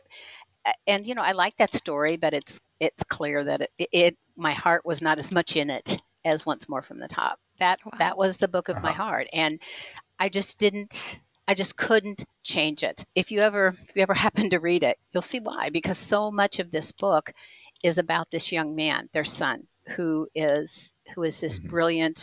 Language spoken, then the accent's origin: English; Indianapolis, Indiana, United States; My hometown I live in Indianapolis